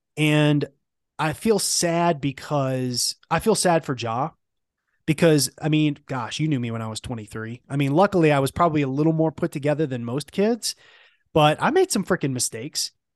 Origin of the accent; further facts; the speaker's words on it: Memphis, Tennessee, United States; growing up in Memphis